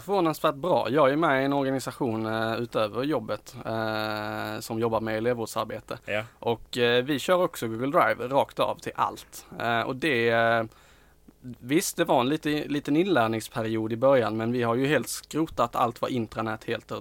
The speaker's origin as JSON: {"language": "Swedish", "region": "Skåne", "country": "Sweden", "said": "vi är skåningar"}